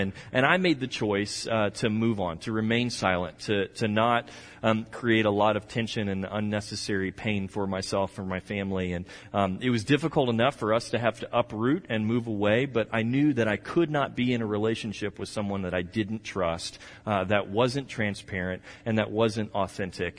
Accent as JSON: {"language": "English", "region": "Texas", "country": "United States", "said": "I'm from Texas"}